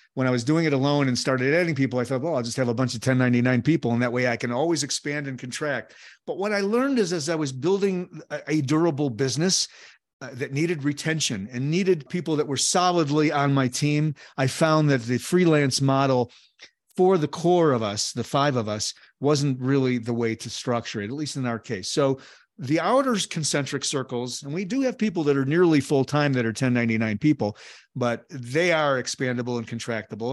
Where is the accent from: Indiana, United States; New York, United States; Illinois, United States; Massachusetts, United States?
Illinois, United States; Chicago; Born and raised in Chicago